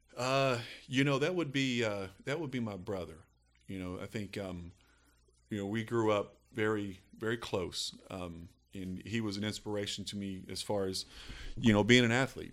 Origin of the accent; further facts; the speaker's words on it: Eastern Kentucky, United States; growing up in Eastern Kentucky